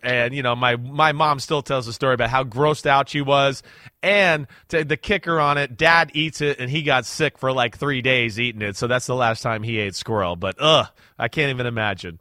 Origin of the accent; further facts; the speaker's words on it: New Jersey, United States; She, she grew up in the same area I grew up